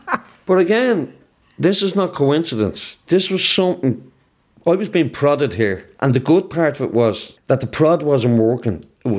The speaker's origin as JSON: {"language": "English", "country": "Ireland", "said": "No, I'm Irish."}